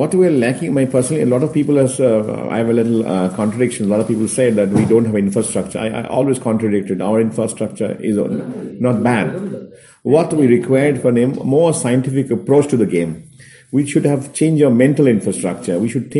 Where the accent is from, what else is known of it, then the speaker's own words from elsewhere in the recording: India; English is a second language; and also for us as an Indian, as our people can see, yes, we can play Bayern Munich against.